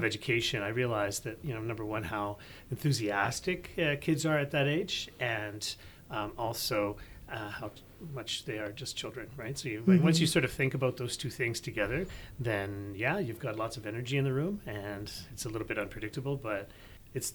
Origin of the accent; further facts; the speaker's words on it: Sherwood Park, Alberta, Canada; I grew up in the Edmonton area from Sherwood Park, actually, and I'm still here.